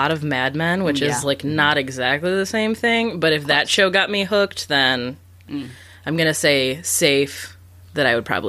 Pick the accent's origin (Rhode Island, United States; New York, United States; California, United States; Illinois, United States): Illinois, United States; Chicago; I'm from Chicago